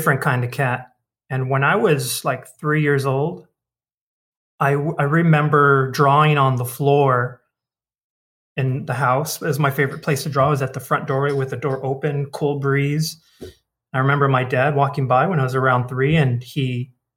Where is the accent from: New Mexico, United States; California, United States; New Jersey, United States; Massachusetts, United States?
California, United States; Baldwin Park; I grew up in Baldwin Park.